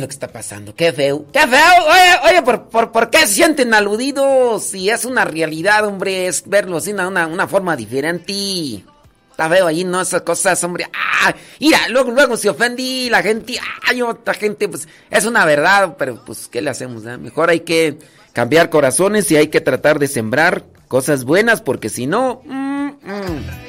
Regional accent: Acámbaro, Guanajuato, Mexico; soy de Acámbaro

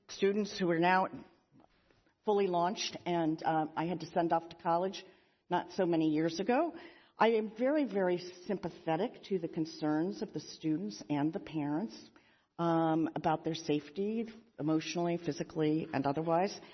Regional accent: Pennsylvania, United States; President Magill from my home state of Pennsylvania.

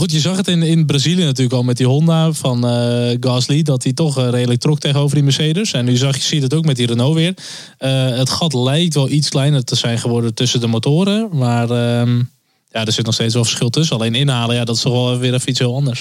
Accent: Netherlands; als Nederlanders

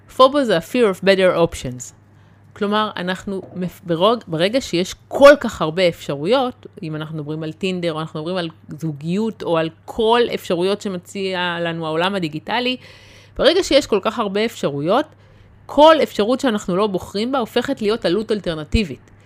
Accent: the Krayot, Haifa District, Israel; גדלתי בקריות

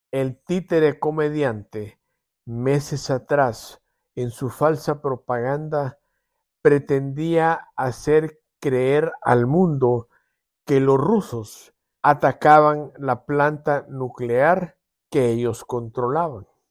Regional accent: El Salvador; como salvadoreños

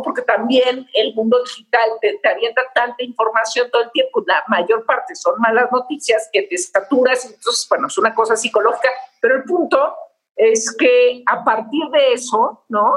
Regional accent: Mexico

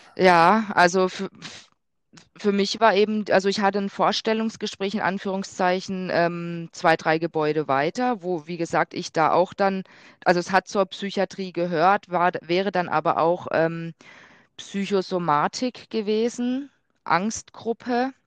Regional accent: near Freiburg, Baden-Württemberg, Germany; moved away; ich komme ursprünglich aus Südbaden, ähm, da aus Freiburg aus der Nähe

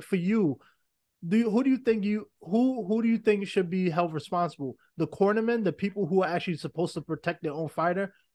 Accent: New York City, New York, United States; also born or lived in Los Angeles; I'm a New Yorker, born and raised

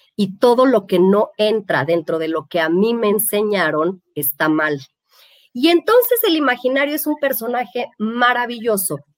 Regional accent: Mexico; somos mexicanos

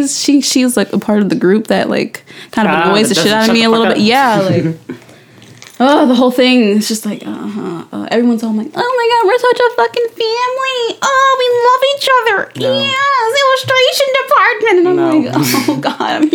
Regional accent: Philadelphia, Pennsylvania, United States; I was raised in Philadelphia

